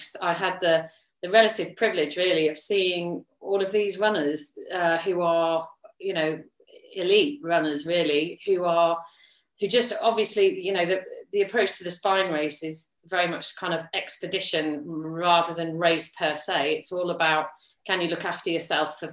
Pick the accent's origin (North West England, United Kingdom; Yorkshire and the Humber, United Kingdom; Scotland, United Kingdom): Yorkshire and the Humber, United Kingdom; now in Leicestershire, United Kingdom; I grew up in Yorkshire.